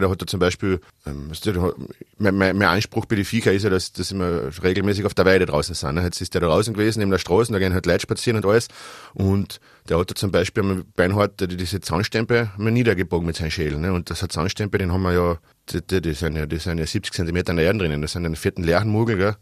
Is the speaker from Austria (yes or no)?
yes; Austria; also born or lived in Styria; Ich komme, wie gesagt, aus Schlatzing im Altertal